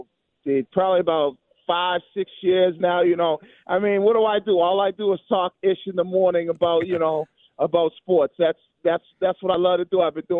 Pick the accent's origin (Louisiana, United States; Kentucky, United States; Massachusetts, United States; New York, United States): Massachusetts, United States; Boston; being a Bostonian guy growing up in Boston